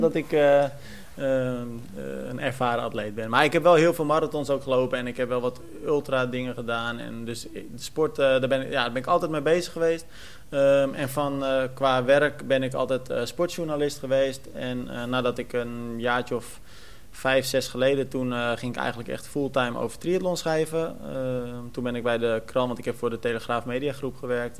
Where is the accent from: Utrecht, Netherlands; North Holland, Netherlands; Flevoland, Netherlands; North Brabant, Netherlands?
Flevoland, Netherlands; Almere; Ik kom uit Almere